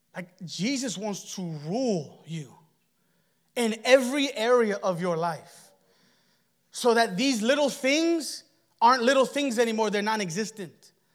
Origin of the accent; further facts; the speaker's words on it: United States; And we're Americans.